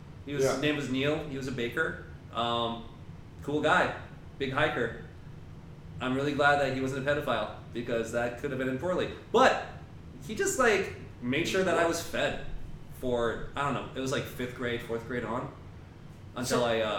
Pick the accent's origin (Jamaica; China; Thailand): China; born there; moved away; Okay, so we moved from China. I was born in China, right? And I was one of those, like, fresh off the boat immigrant.